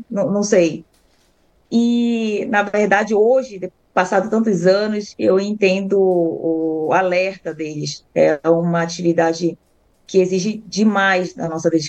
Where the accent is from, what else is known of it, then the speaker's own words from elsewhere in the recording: Belém, Pará, Brazil; now in Bastos, Brazil; Eu vim de Belém, não era a minha profissão ali inicial, cheguei a ser dentista.